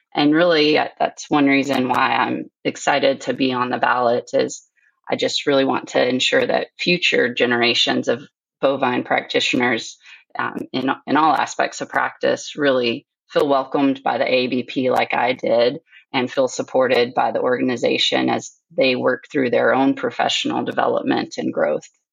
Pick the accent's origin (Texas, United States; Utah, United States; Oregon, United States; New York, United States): Texas, United States; Sulphur Springs; now in Alberta, Canada; I grew up in Northeast Texas and Sulphur Springs in a uh, mixed animal practice